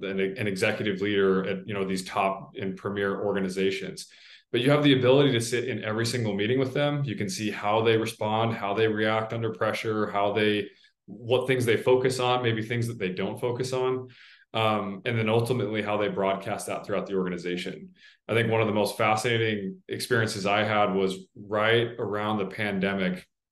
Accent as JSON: {"language": "English", "town": "Salt Lake City", "region": "Utah", "country": "United States", "tie": "born or raised there", "moved": "yes", "said": "I grew up in Salt Lake City"}